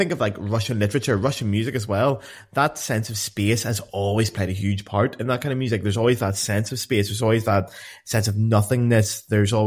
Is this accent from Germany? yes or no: no; Ireland